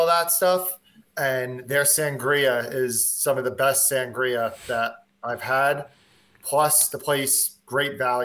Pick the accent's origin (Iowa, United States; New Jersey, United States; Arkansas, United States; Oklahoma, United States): New Jersey, United States; near Giants Stadium; I grew up kind of near Giant Stadium.